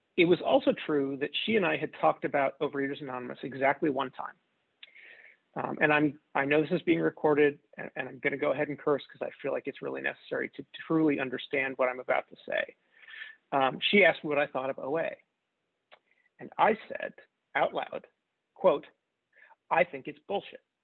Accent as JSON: {"language": "English", "area": "outside Philadelphia", "region": "New Jersey", "country": "United States", "tie": "born or raised there", "also_born_or_lived": "Kansas City, Missouri / Chicago, Illinois", "moved": "yes", "lives_now": "Louisville, United States", "said": "I grew up outside Philadelphia in the U.S. in New Jersey"}